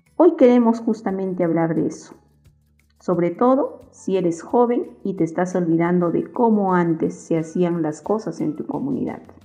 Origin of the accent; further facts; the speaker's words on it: Puno, Peru; soy de Puno